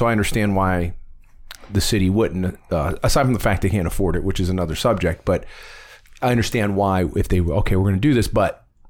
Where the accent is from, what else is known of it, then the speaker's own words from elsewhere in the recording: Warren, Ohio, United States; When I was a kid, I grew up on Southern Boulevard. That whole neck of the woods was loaded with kids.